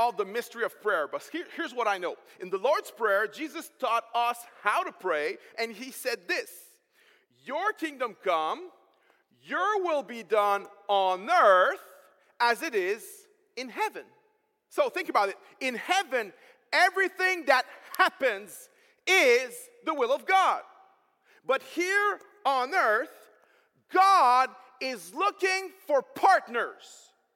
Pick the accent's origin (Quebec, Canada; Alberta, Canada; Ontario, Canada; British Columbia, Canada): Quebec, Canada; accent: French; first language French; English is a second language; I'm French, so English is second language for me